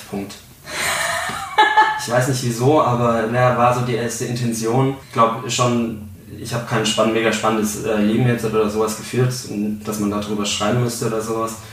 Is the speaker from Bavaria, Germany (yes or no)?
yes; Bavaria, Germany; Ich komme aus Franken eigentlich gebürtig und da ist es, ähm, da Franken eigentlich eine Bier- und Weinregion ist